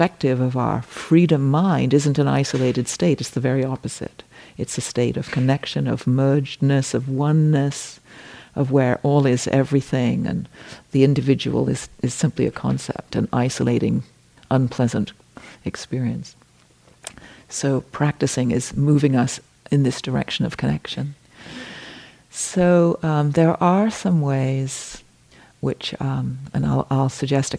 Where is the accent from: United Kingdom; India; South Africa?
United Kingdom; England; I am English